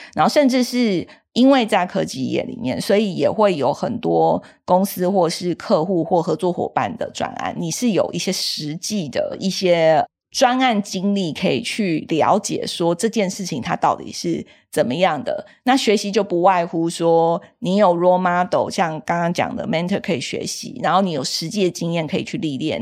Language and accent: Chinese; Taiwan; 我是一个在台湾土生土长长大的小孩，也是在台湾受教育